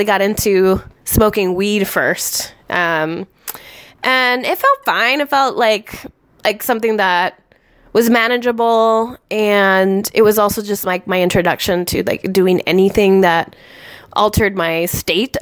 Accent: Las Vegas, Nevada, United States; moved away; also born or lived in Tucson, Arizona / Minnesota; I grew up outside of Las Vegas

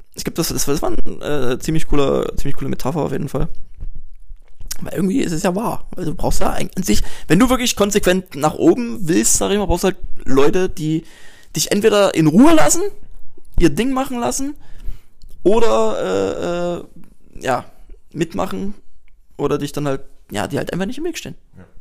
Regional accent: Dresden, Saxony, Germany; ich komme aus Dresden

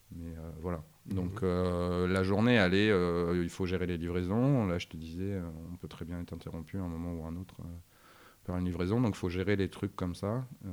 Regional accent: Arras, Hauts-de-France, France; now in Lille, France; je viens d'Arras

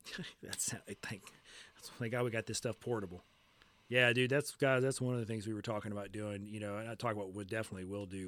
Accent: Biloxi, Mississippi, United States; also born or lived in Oklahoma / Ocean Springs, Mississippi / D'Iberville, Mississippi; I was born at Keesler Air Force Base. My dad was a military person for a little bit. Um, mostly here on the coast. We moved around when I was really, really young

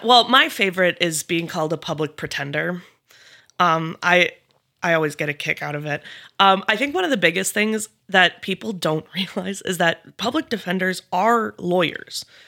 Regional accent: Eau Claire, Wisconsin, United States; moved away as an adult; now in Fergus Falls, United States; I grew up in Eau Claire, Wisconsin

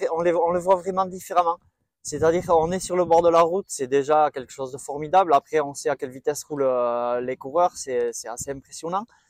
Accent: Boucau, Nouvelle-Aquitaine, France; je viens du Boucou, un petit village euh, juste à côté de Bayonne

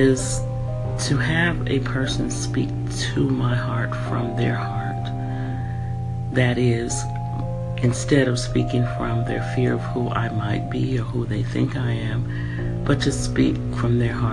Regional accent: San Francisco, California, United States; moved away as an adult; also born or lived in San Jose, California / Washington State / Denver, Colorado / Bay Area; I'm from California, Northern California. I was brought up in San Francisco and San Jose

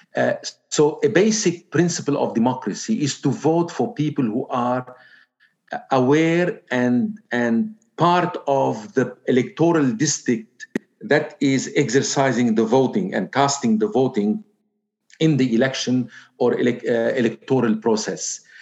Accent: Zgharta, North Governorate, Lebanon; moved away; I am from Zgharta

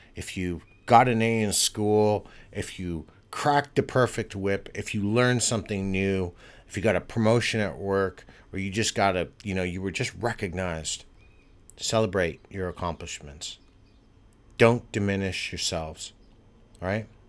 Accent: United States; moved away; I'm American and I'm living abroad

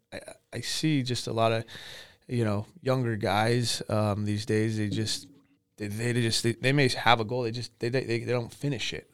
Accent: Camarillo, California, United States; I grew up in Ventura County, Camarillo pretty much been here my whole life.

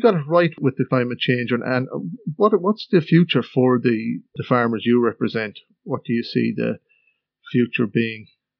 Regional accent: Castlerea, Connacht, Ireland; also born or lived in Australia; I grew up in Australia up until I was about 11 and that. Then I came over to Ireland, to Cassaree and Roscommon, which has a big mart in the middle of it as well.

